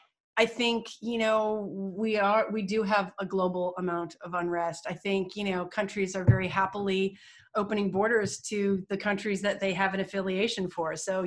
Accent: Canada; as a Canadian, we align ourselves more with Europe typically than the United States, but we have a love for the US.

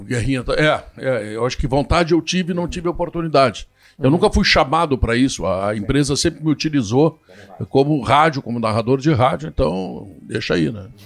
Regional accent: Porto Alegre, Rio Grande do Sul, Brazil; eu nasci na Glória, fui uma criança bastante humilde

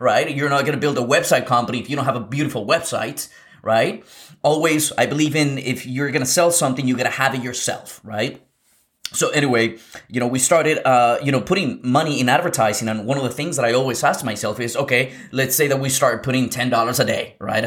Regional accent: Lima, Peru; moved away; I was born in South America. I was born in Lima, Peru.

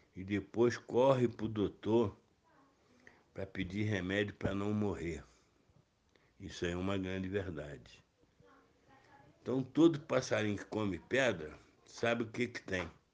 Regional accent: Petrópolis, Rio de Janeiro, Brazil; no bairro onde eu cresci, Vale do Cuiabá, lá na Fazenda São José, onde passei boa parte da minha infância lá

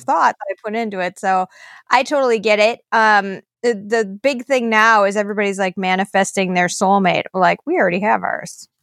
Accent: Minnesota, United States; also born or lived in East Coast, United States; we moved to Minnesota when I was a, a girl

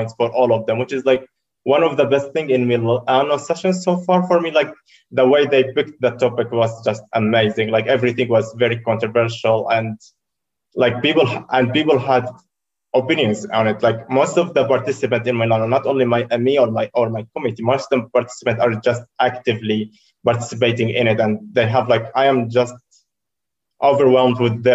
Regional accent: Syria; English is a second language; moved away as an adult; now in Poland; I am originally from Syria, actually. I've been in Poland for over 4 years right now

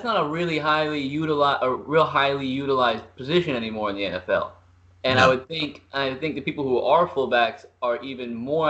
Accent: New York, United States; moved away; also born or lived in The Colony, Texas; See, I grew up in New York

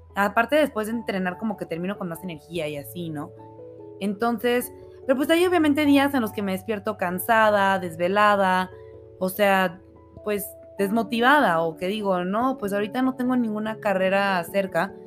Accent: Monterrey, Nuevo León, Mexico; moved away as an adult; also born or lived in Mexico City; now in Aguascalientes, Mexico; Yo toda la vida viví en Monterrey, o sea, yo crecí allá. Este, nací en la Ciudad de México, pero crecí en Monterrey

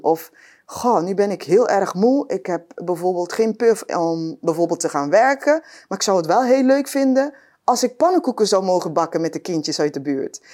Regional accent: Curaçao; ik ben eh, opgegroeid op Curaçao.

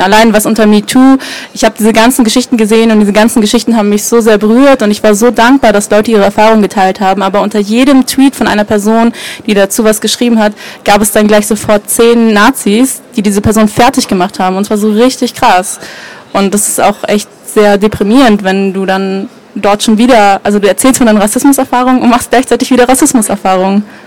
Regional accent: Germany; Menschen wie wir als Deutsche

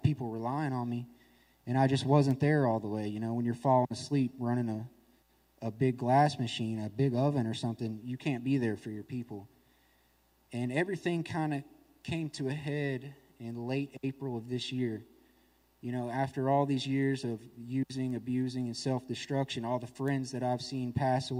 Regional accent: Nashville, Tennessee, United States; I'm from Nashville, Tennessee

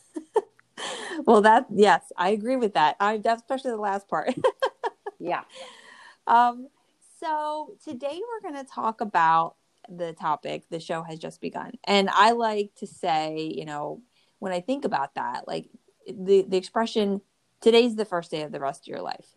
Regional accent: New Jersey, United States; I'm from the Northeast and I grew up in New Jersey.

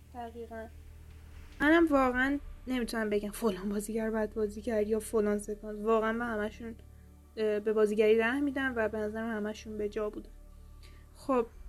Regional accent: Iran; ما که ایرانیم

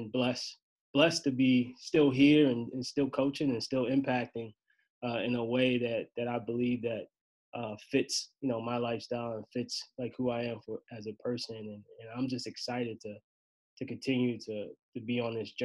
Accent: Maryland, United States; moved away as an adult; also born or lived in Baltimore, Maryland / Vermont; now in Binghamton, United States; I left my hometown, Maryland

